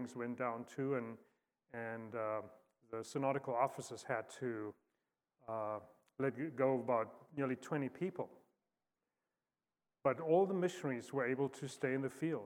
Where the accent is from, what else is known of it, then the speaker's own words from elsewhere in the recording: South Africa; moved away as an adult; also born or lived in Fort Wayne, Indiana / Star Valley, Wyoming; born and raised in South Africa